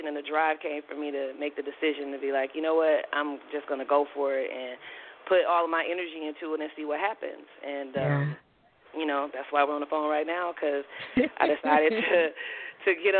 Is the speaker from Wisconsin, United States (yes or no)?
yes; Milwaukee, Wisconsin, United States; now in New York, United States; I'm originally from Milwaukee, Wisconsin, and I'm in New York. I'm based in New York now